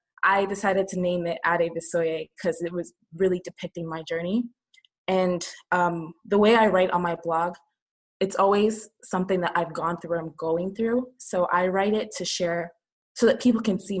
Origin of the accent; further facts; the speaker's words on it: Canada; also born or lived in Nigeria; I was born in Nigeria, and I moved to Canada when I was 5 years old and grew up there for the most part